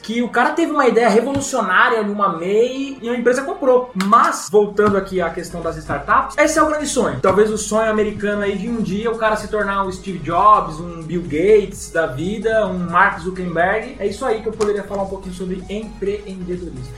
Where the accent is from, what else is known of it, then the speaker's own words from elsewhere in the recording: Brazil; nós brasileiros